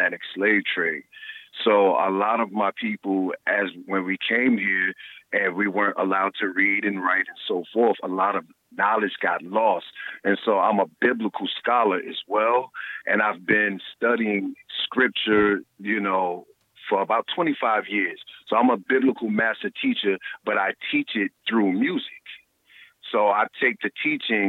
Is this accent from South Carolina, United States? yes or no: yes; South Carolina, United States; moved away as an adult; also born or lived in New York / Atlanta; I grew up in the South. And, you know, I left down south because, you know, I'm from South Carolina.